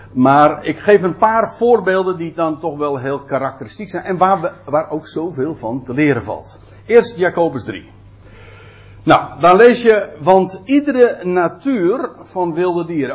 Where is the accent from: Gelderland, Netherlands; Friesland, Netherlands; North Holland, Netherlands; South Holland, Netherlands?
North Holland, Netherlands; Aalsmeer; ik kom zelf uit Aalsmeer.